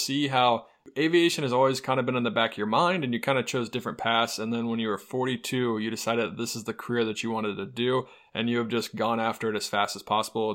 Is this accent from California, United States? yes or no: no; North Carolina, United States; moved away; also born or lived in Ohio; I am from North Carolina